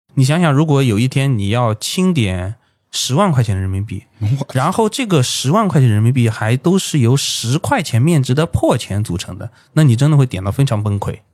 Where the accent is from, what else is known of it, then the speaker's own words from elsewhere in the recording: Jiangsu, China; also born or lived in Hainan; 我家是江苏的，然后学校在海南